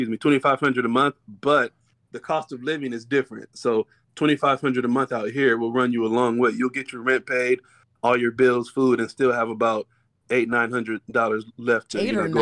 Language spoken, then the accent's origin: English; Inland Empire, California, United States; moved away as an adult; now in Tokyo, Japan; I'm from California, from the IE, but right now I'm living in Tokyo.